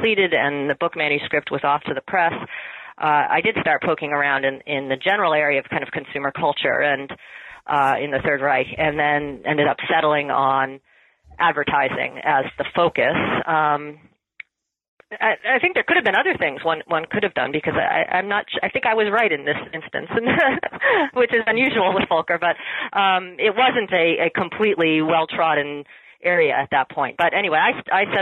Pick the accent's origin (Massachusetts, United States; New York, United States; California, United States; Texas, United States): Massachusetts, United States; moved away as an adult; also born or lived in Pennsylvania / Rhode Island; now in Canada; I was born in Massachusetts.